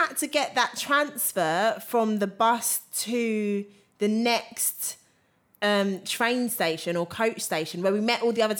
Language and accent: English; England, United Kingdom; I think as English people, we are very ignorant.